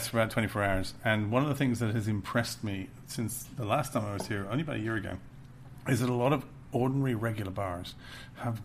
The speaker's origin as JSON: {"language": "English", "country": "United Kingdom", "said": "I'm British"}